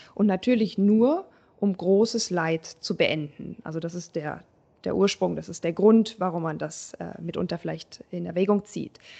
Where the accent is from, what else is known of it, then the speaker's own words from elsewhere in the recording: Germany; bei uns in Deutschland